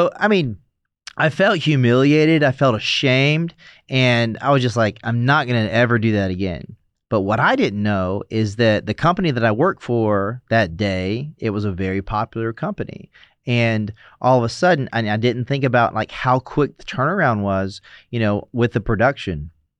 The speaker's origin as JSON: {"language": "English", "region": "the South", "country": "United States", "tie": "born or raised there", "said": "I mean, so I grew up in the South, so it's like first and middle name, you know"}